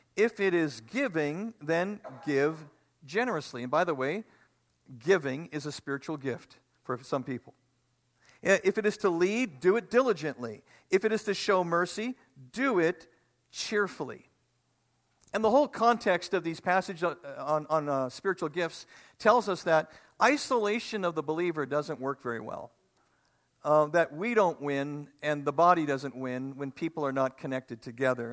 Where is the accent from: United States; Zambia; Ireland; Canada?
Canada; Manitoba; We're from Manitoba, right by the lake